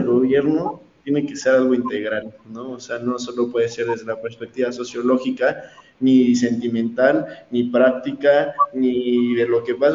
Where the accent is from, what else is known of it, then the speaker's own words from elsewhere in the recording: Mexico; soy mexicano